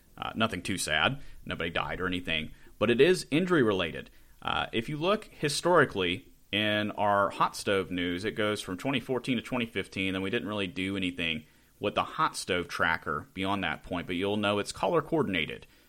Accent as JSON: {"language": "English", "town": "Charleston", "region": "West Virginia", "country": "United States", "said": "I am from the Charleston area, not Huntington"}